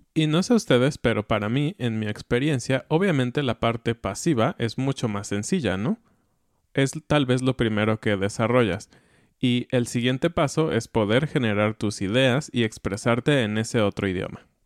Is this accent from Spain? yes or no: no; Mexico; accent: Mexican; tengo un acento mexicano, ¿no? En inglés